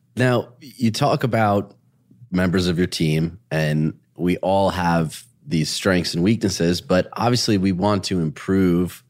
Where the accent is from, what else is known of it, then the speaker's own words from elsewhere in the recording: Dearborn, Michigan, United States; I grew up in Dearborn, Michigan